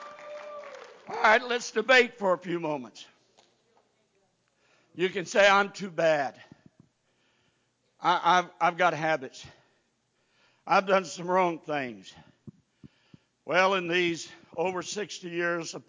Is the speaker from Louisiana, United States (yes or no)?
yes; Cajun, Louisiana, United States; we're Cajun people. We danced for every occasion